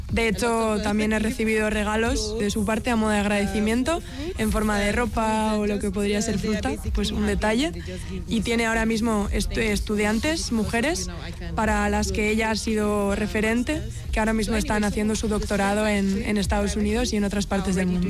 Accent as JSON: {"language": "Spanish", "country": "Nigeria", "moved": "as an adult", "lives_now": "Bilbao, Spain", "said": "vengo de Nigeria"}